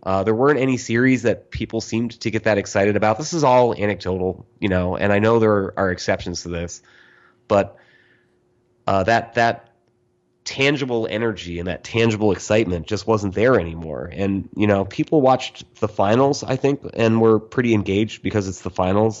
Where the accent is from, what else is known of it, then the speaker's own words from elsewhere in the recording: New England, United States; also born or lived in Vermont; I grew up in New England